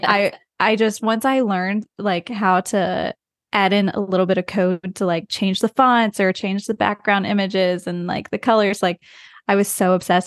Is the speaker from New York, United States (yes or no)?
no; West Virginia, United States; moved away; I grew up in the U S, even though we travel a lot. I'm from the U S. I'm from West Virginia, so very rural